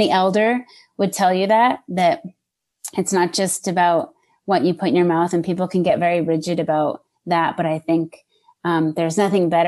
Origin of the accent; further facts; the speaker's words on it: New Hampshire, United States; also born or lived in Massachusetts; now in Los Angeles, United States; born and raised in New Hampshire and then Massachusetts for like 18 years and then landed out here.